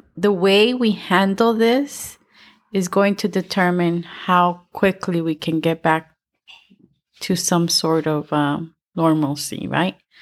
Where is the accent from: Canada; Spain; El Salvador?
El Salvador; moved away; I'm from El Salvador